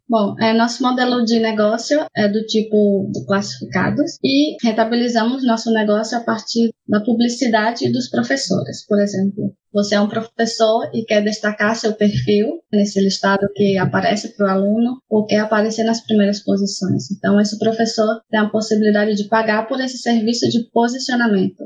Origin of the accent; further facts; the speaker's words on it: Brazil; moved away as an adult; now in Spain; Eu sou do Brasil, mas atualmente moro na Espanha já faz quase sete anos